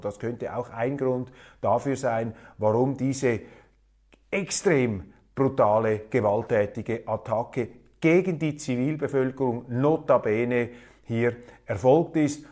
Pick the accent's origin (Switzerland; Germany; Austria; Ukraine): Switzerland; unser Außenminister